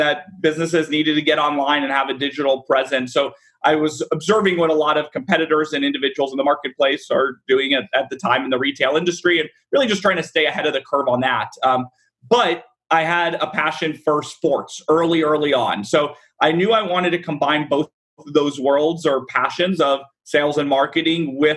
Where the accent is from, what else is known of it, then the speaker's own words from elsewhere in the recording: Dallas, Texas, United States; I'm born and raised in Dallas